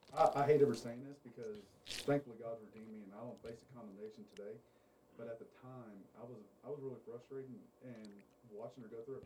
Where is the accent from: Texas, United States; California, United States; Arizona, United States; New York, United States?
Texas, United States; Hallsville; also born or lived in El Paso, Texas; I grew up in Hallsville until I was 11 years old. We moved to El Paso. Stayed there till I was 15, and then we moved back.